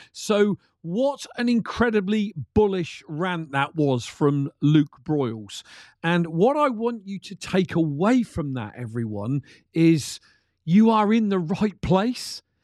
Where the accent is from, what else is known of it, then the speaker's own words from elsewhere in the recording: United Kingdom; I'm from the U K